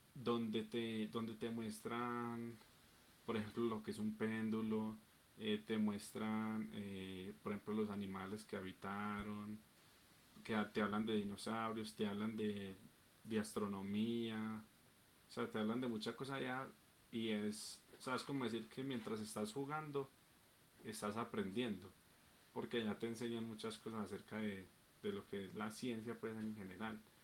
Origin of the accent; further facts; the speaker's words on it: Medellín, Antioquia, Colombia; also born or lived in Bello; yo no nací en Medellín. Yo nací en un municipio que está pegado a Medellín, que se llama Bello, y es del Valle de Burra, o sea, soy de ciudad, pues, Pues yo toda la vida he vivido en Medellín